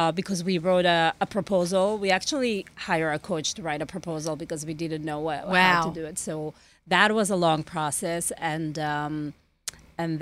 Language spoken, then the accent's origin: English; Barcelona, Catalonia, Spain; moved away as an adult; also born or lived in Lebanon; now in United States; When I was 18 months old, we went to Spain. We relocated to Spain. We pretty much grew up there.